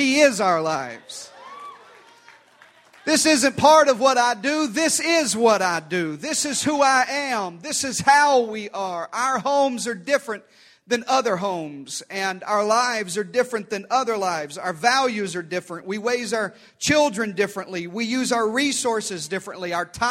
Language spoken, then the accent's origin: English; Deep South, United States; especially where I grew up in the Deep South and here in the Southwest as well